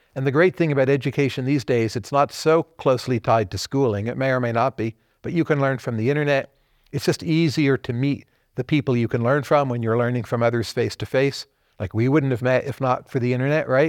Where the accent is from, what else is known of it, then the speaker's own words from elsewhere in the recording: Kearny, New Jersey, United States; also born or lived in Bergen County, New Jersey; It was in, uh, northern New Jersey. So I was born in Kearney, New Jersey